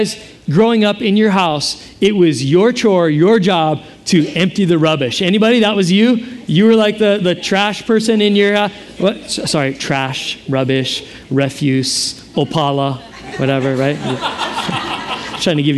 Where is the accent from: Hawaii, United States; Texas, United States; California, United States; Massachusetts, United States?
Hawaii, United States; I have no Hawaiian ethnicity, just the fact that I'm from here.